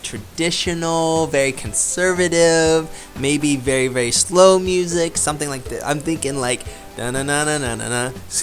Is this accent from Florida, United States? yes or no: yes; Florida, United States; now in Krakow, Poland; America, but mainly Florida.